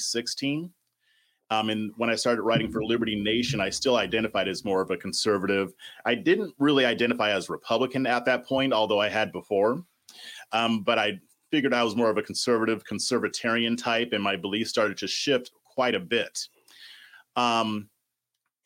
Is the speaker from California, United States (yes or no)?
yes; Southern California, United States; moved away as an adult; now in Austin, United States; I'm originally from Southern California. That's where I was born and raised.